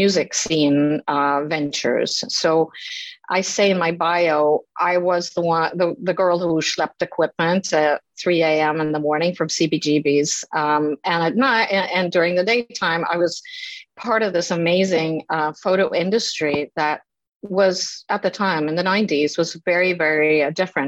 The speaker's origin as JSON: {"language": "English", "country": "Sweden", "tie": "born or raised there", "also_born_or_lived": "Stockholm", "said": "I grew up in Sweden, and after high school, I moved to Stockholm"}